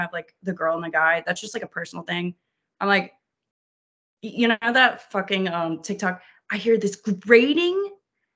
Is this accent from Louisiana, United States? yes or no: yes; New Orleans, Louisiana, United States; I'm from New Orleans, that's not a southern accent